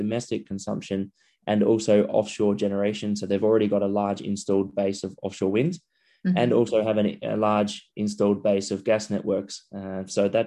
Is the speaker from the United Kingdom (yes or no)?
no; Adelaide, South Australia, Australia; my hometown of Adelaide